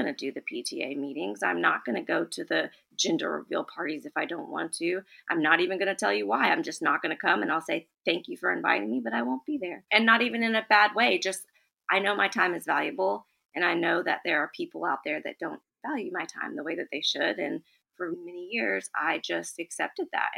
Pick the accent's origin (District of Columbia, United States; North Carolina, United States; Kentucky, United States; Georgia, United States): Kentucky, United States; Lexington; I am from Lexington, Kentucky